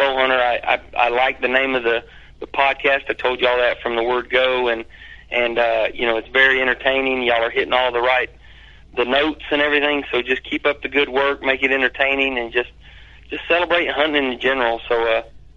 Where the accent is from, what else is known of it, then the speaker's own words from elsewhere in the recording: St. Louis, Missouri, United States; I'm from the Lou